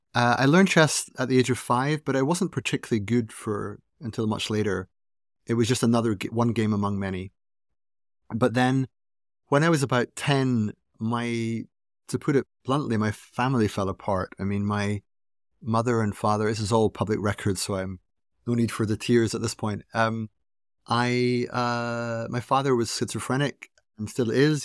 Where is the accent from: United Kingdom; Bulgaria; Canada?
United Kingdom; Aberdeen, Scotland; I was born in Aberdeen, uh, in Scotland. It's in the northeast of Scotland